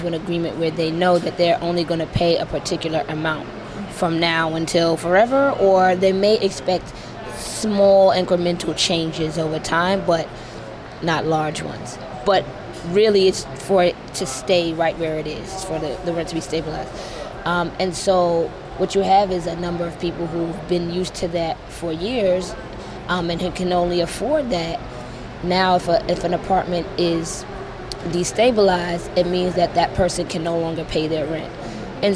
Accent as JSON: {"language": "English", "town": "New York City", "region": "New York", "country": "United States", "said": "I am from Brooklyn, New York."}